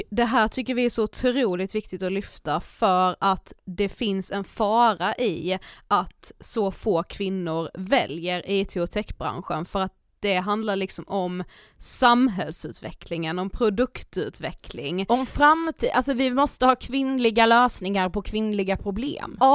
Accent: Blekinge, Sweden; moved away; hör ju att jag är från Blekinge.

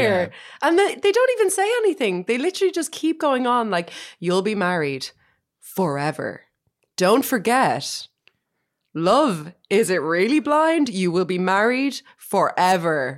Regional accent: Ireland; as an Irish person

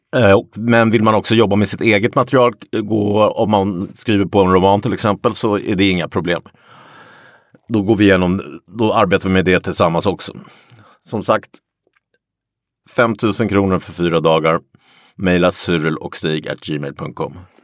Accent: Sweden; jag är svensk

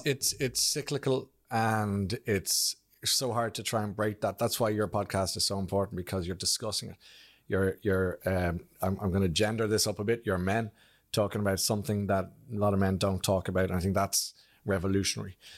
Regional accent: Blackrock, Ireland; I came from from Black Rock

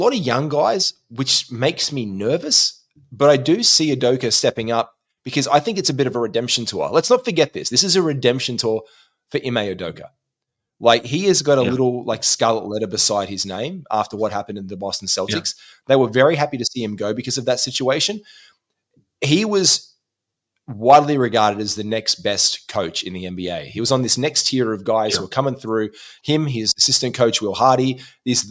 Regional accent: Australia; we know this as Australian basketball players

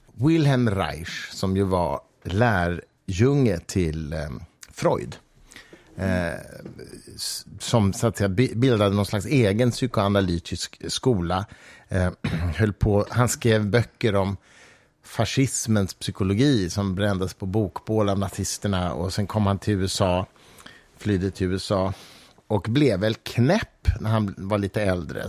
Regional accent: Mariefred, Södermanland, Sweden; jag växte upp i Mariefred

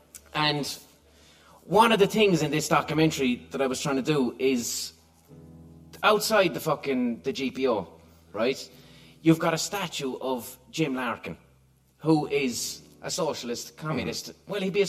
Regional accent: Limerick, Munster, Ireland; So, but then I started thinking, I'm from Limerick, and I know nothing about Limerick until it was forced on me.

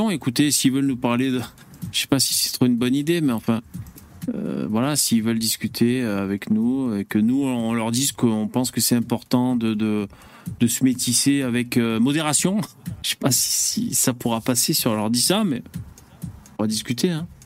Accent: Pays de la Loire, France; also born or lived in Madagascar / Paris; je suis né à Madagascar, j'ai grandi dans de nombreux villages français, dont particulièrement en Sarthe. J'ai vécu de nombreuses années à Paris.

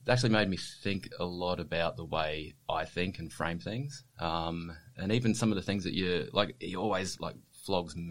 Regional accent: Brisbane, Queensland, Australia; now in Sunshine Coast, Australia; I grew up on the south side of Brisbane

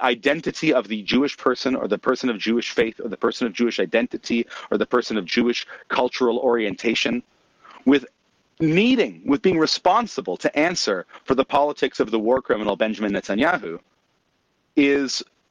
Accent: Canada; as a Canadian

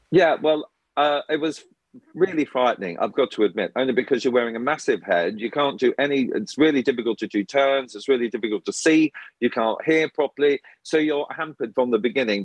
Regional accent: Australia; moved away; me growing up in Australia

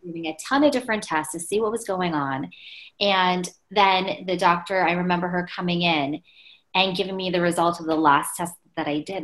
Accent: Pennsylvania, United States; where I grew up, I was born in Pennsylvania, it was 98% Caucasian.

